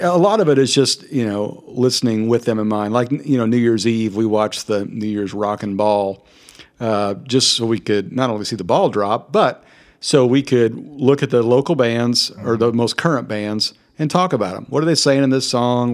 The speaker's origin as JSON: {"language": "English", "region": "Kansas", "country": "United States", "tie": "born or raised there", "said": "Growing up in Kansas, we had a, a church"}